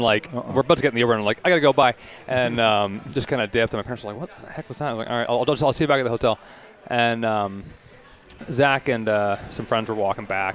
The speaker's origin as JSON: {"language": "English", "town": "Toronto", "region": "Ontario", "country": "Canada", "tie": "born or raised there", "also_born_or_lived": "Kingston, Ontario / Indianapolis, Indiana", "said": "grew up here, so my parents' place"}